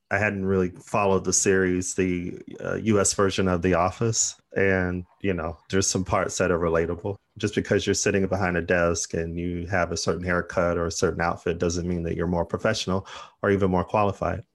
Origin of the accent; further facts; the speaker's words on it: Arizona, United States; now in United Kingdom; I'm from Arizona